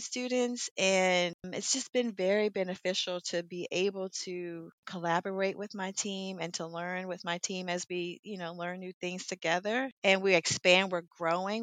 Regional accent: Washington, District of Columbia, United States; I'm a native from Washington.

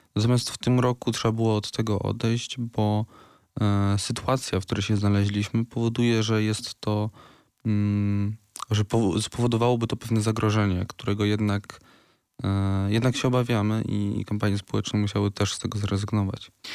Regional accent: Wrocław, Lower Silesian Voivodeship, Poland; u nas we Wrocławiu

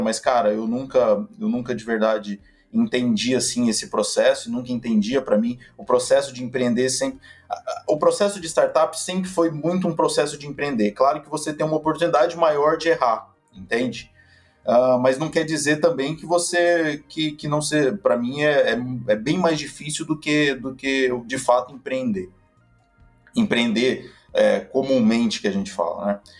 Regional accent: Palmas, Tocantins, Brazil; moved away as an adult; now in São Paulo, Brazil; Eu sou de Palmas, Tocantins

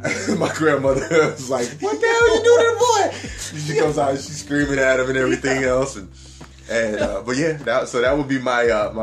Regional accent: Detroit, Michigan, United States; I was raised in Detroit

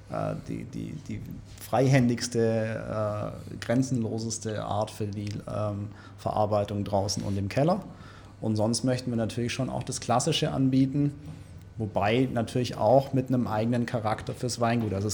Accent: Stuttgart, Baden-Württemberg, Germany; also ich bin für mich jetzt echt sehr äh, wohl in Stuttgart und das ist meine Heimat

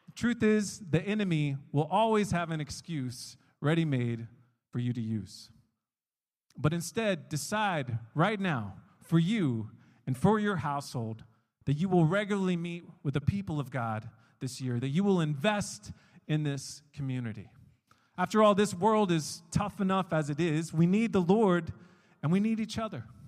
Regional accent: United States; moved away as an adult; now in Gdańsk, Poland; from my home country, from the States

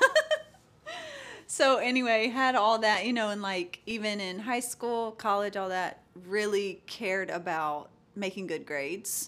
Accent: LaGrange, Georgia, United States; I was born and raised small town

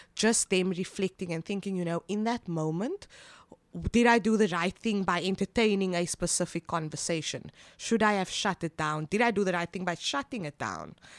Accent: Cape Town, Western Cape, South Africa; I am born and bred from Cape Town

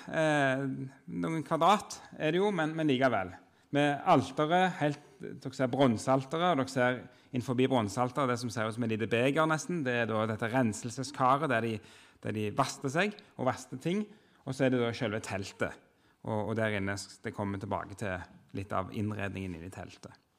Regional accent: Jørpeland, Rogaland, Norway; moved away as an adult; now in Oslo, Norway; jeg kommer fra Rogaland, Jørpeland opprinnelig, men har bodd i Oslo siden 2003

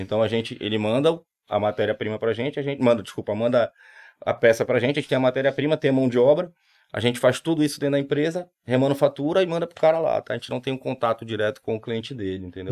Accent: Pará, Brazil; moved away as an adult; now in Recife, Brazil; Sou, sou paraense, tô aqui já Vão fazer 18 anos

